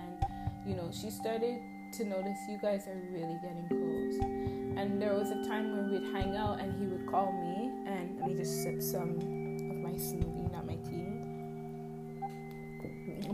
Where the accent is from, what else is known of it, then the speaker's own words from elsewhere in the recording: Toronto, Ontario, Canada; I'm from Toronto